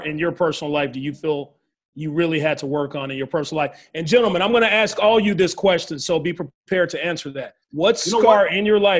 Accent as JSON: {"language": "English", "region": "Arkansas", "country": "United States"}